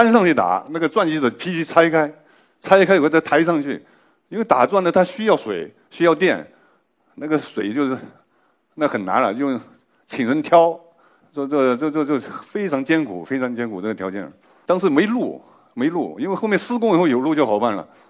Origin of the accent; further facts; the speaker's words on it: Guizhou, China; 我作为一个贵州人，我也是研究这个的，